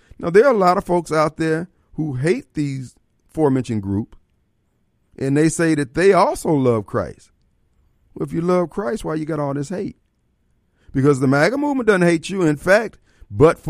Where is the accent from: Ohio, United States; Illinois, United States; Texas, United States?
Illinois, United States; they're from Illinois also